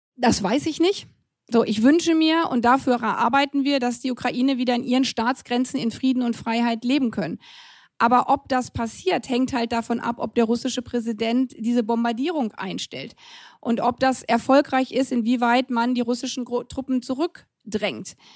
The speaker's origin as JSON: {"language": "German", "country": "Germany", "said": "ich als Deutsche"}